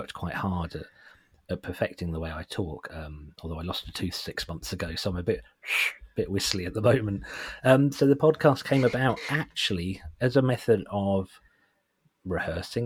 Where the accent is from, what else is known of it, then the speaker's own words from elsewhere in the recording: Suffolk, East of England, United Kingdom; I'm from Suffolk and I don't think I have a particularly thick Suffolk accent